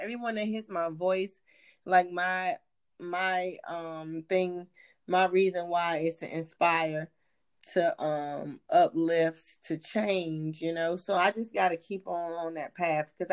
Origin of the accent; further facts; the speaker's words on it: Hampton, Virginia, United States; now in Atlanta, United States; I'm originally from Hampton, Virginia, VA. Newport News is also my people's. But I've been in the A since 05.